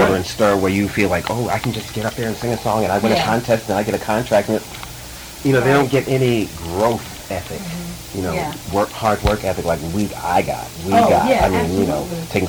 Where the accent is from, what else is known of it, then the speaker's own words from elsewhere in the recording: Brooklyn, New York, United States; I grew up in New York too, so I went to school in Brooklyn. You know, I grew up in Brooklyn, but I went to school in Queens